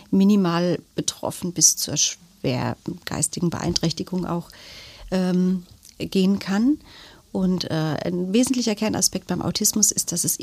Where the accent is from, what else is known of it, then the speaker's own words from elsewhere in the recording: Germany; born there; Also ich bin in Deutschland geboren, aber meine Eltern sind vor vielen, vielen Jahren ausgewandert und daher der Name.